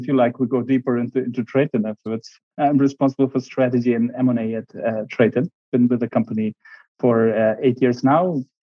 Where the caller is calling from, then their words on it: Berlin, Germany; I'm joining you from wonderful Berlin, a nice autumn evening, and be flying to Munich tomorrow. So from Berlin today.